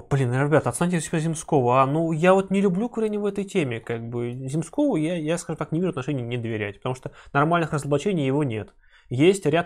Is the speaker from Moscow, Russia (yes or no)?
no; Novosibirsk, Novosibirsk Oblast, Russia; Я из Новосибирска.